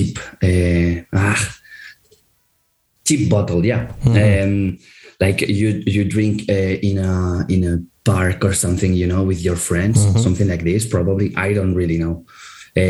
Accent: Andorra; we are from Andorra, but we are like this Spanish, half of the band is Spanish

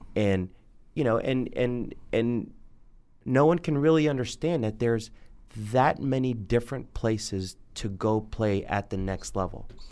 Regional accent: Miami, Florida, United States; moved away as an adult; also born or lived in Charlotte, North Carolina; I grew up in Miami, Florida

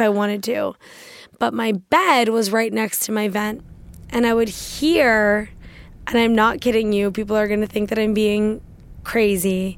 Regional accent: Washington, District of Columbia, United States; I grew up in Washington, D C

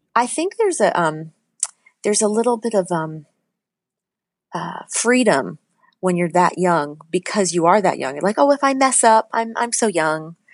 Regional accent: Litchfield, New Hampshire, United States; also born or lived in Manchester, New Hampshire; I grew up in Litchfield, New Hampshire

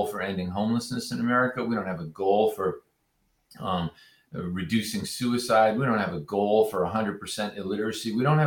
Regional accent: New England, United States; born or raised there

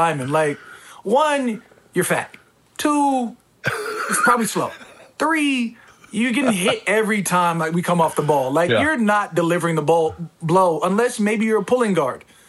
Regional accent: Arizona, United States; I'm from Arizona

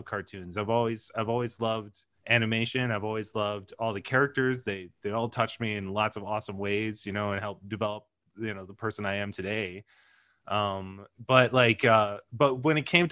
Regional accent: Center Line, Michigan, United States; moved away as an adult; also born or lived in Warren, Michigan / Kalamazoo, Michigan / Chicago; I grew up in Centerline, which is just on the border of the city.

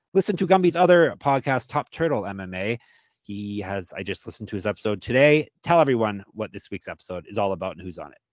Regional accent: Canada; us Canadians

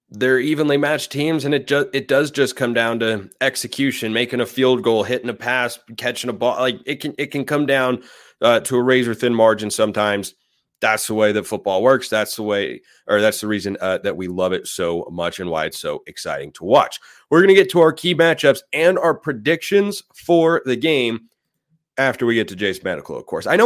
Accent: Oregon, United States; moved away; I'm, I'm from Oregon originally

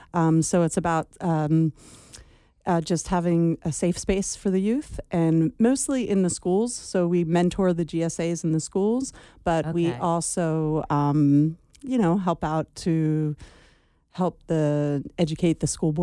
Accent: Eastern Pennsylvania, United States; moved away as an adult; also born or lived in Maine / Maryland; now in Cincinnati, United States; I'm from the East Coast. I'm from Eastern PA. I've lived there for most of my life, even though I lived in Maine for a while, Maryland for a while. And we just moved out here about 5 years ago.

